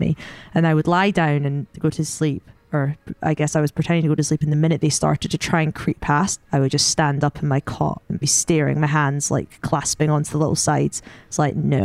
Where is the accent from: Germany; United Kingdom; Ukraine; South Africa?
United Kingdom; Scotland; as you can tell from my accent, I'm Scottish. Maybe you can't tell, I don't know, but I'm Scottish